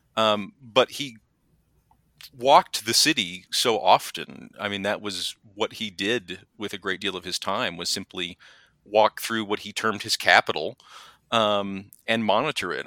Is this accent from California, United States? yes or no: no; rural Texas, United States; I grew up in a very small town um, in rural Texas of about six thousand